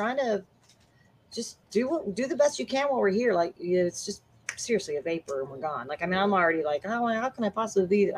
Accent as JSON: {"language": "English", "town": "Eagle Pass", "region": "Texas", "country": "United States", "tie": "born or raised there", "also_born_or_lived": "Memphis, Tennessee", "moved": "yes", "lives_now": "Dallas Fort Worth, United States", "said": "I remember growing up in Eagle Pass on the border of Mexico near San Antonio."}